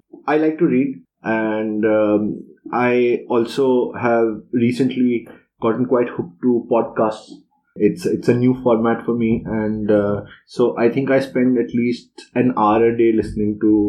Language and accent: English; Lucknow, Uttar Pradesh, India; also born or lived in Delhi; I was in Lucknow. I grew up in Lucknow, so that is easy because I went to school there straight through for 12 years